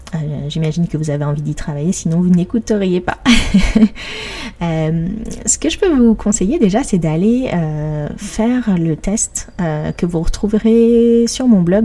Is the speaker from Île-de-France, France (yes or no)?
yes; Paris, Île-de-France, France; je suis parisienne